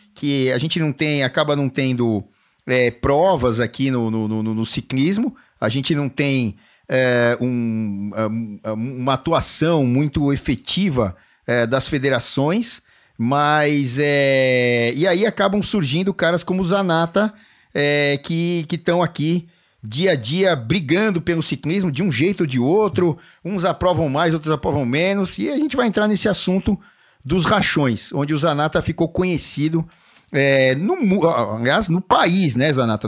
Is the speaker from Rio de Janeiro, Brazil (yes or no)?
no; São Paulo, Brazil; lá da Zona Norte, onde eu nasci, aqui, Zona Norte de São Paulo